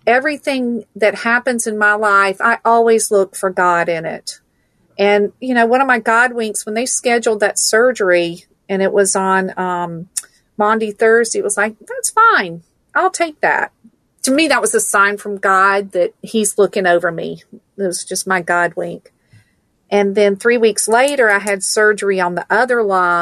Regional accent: Stone Mountain, Georgia, United States; also born or lived in Valdosta, Georgia; I was born in Valdosta, Georgia. I'm a good South Georgia girl. I grew up in Stone Mountain

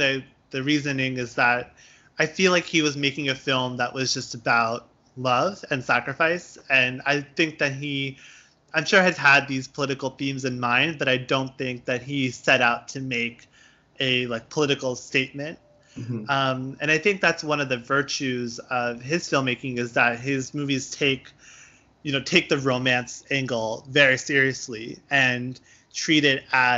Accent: India; granted, I'm Indian, I'm Hindu

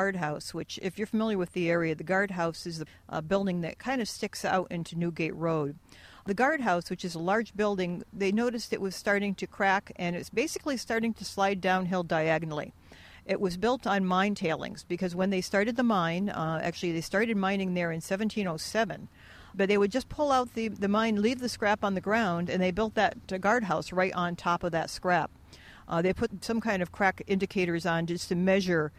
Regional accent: Stafford Springs, Connecticut, United States; I grew up in Stafford Springs

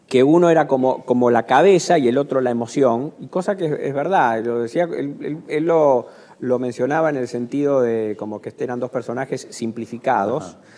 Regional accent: Argentina; me siento argentino, ya viví mucho tiempo me reconozco como argentino

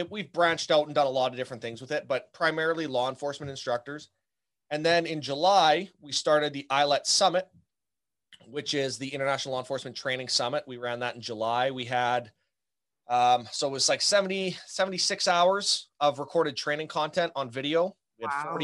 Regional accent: Canada; now in Southern Manitoba, Canada; I'm Canadian. So I'm up here coming at you from, Southern Manitoba

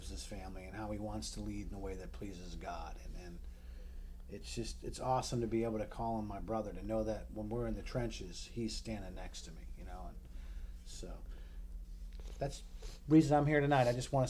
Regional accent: New England, United States; I'm a Yankee from New England

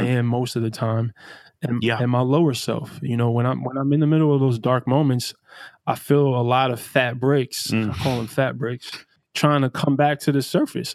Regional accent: New York City, New York, United States; I grew up in Brownsville, Brooklyn

